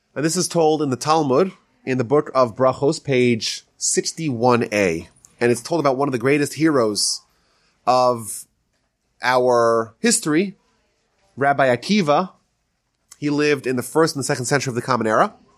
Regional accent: Northeast, United States; now in Houston, United States; I'm from the, I'm from the Northeast

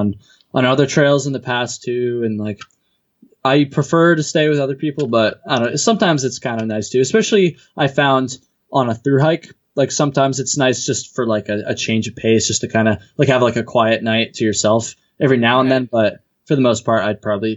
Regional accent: Vermont, United States; I'm from Vermont, lived here my whole life.

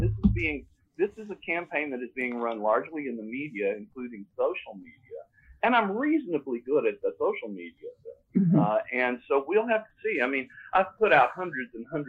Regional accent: Tennessee, United States; moved away; I've lived here for a long time. I grew up in Tennessee

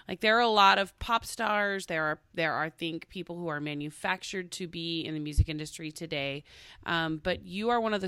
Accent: Tulsa, Oklahoma, United States; I'm from Tulsa, Oklahoma.

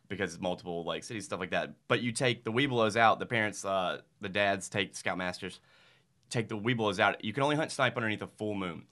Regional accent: Starkville, Mississippi, United States; I am from Starkville. Uh, it is the judicial seat of Octibaha County

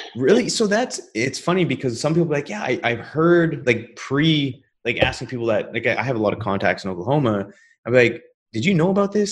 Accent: British Columbia, Canada; also born or lived in Calgary, Canada; now in Houston, United States; I grew up in, in British Columbia. My mom and I moved out there when I was five

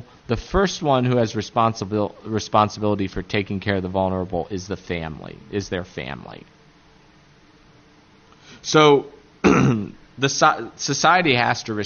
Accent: Appalachia, United States; accent: Appalachian; my Appalachian accent

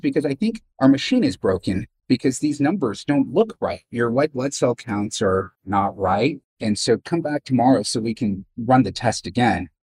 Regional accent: Bay Area, California, United States; I grew up in the Bay Area. This is home for me.

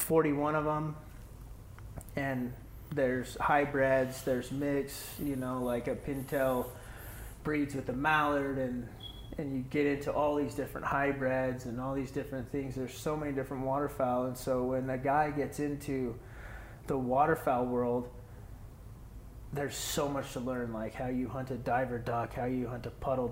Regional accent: Texas, United States; I'm from Texas, and I'm going to go up to Massachusetts and hunt sea ducks, and he's coming down here, and he wants to shoot cranes.

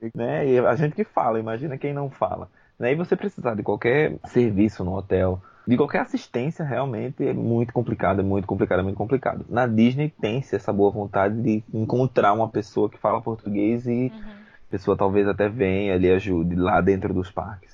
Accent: Brazil; Sou brasileiro

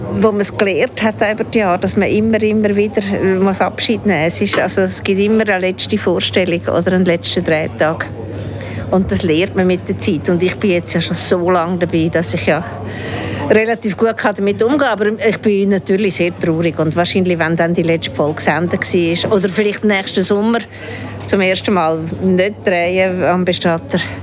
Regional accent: Zurich, Switzerland; moved away; also born or lived in Germany / Baden; ich bin nicht Aargauerin, ich bin in Zürich aufgewachsen und bin dann sehr lange in Deutschland

